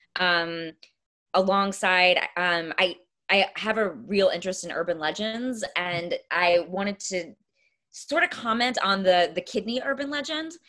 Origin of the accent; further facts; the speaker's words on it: East Texas, United States; moved away; I'm from East Texas